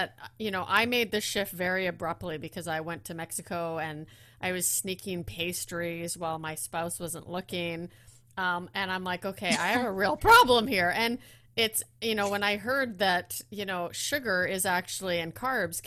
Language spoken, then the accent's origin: English; Netherlands; I was born in the Netherlands